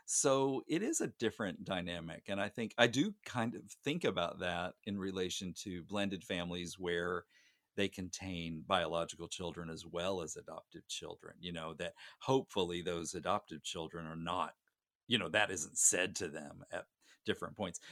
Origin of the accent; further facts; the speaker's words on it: Gosnell, Arkansas, United States; my hometown is tiny, uh, Gosnell, Arkansas